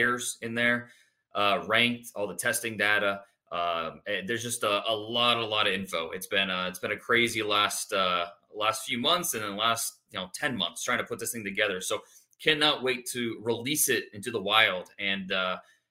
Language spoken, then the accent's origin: English; Northeast Ohio, United States; I was 12, 13, growing up in Northeast Ohio